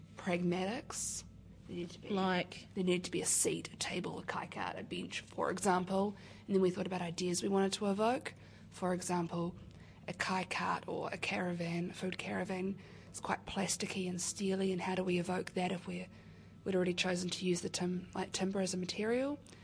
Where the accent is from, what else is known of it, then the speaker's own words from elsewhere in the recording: Wellington, New Zealand; I'm from here in Wellington.